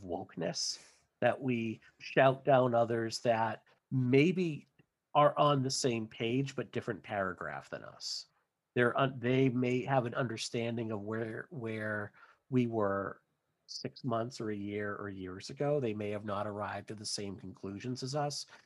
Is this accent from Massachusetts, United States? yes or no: yes; near Boston, Massachusetts, United States; from Massachusetts, born and raised near the Boston area